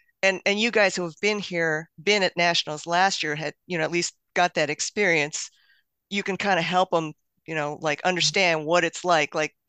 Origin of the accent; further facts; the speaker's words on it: the West, United States; You know, I grew up in the West